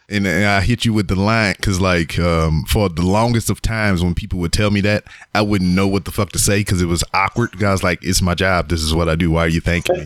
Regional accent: Louisiana, United States; now in Houston, United States; I'm from uh, Louisiana, so I'm about like two hours away from here.

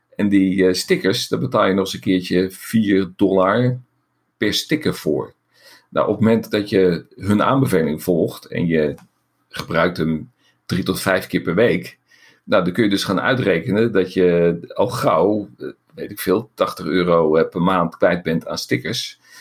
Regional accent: Netherlands; wij zijn Nederlanders.

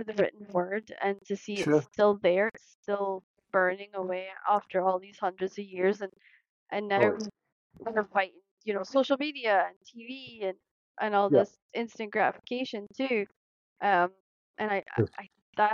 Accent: Scotland, United Kingdom; being a part of Scotland and growing up in Scotland

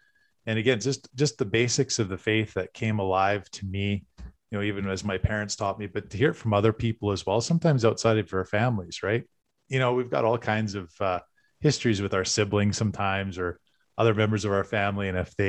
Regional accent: Westlock, Alberta, Canada; born there; so I was born in Alberta, actually in Westlock, Dennis.

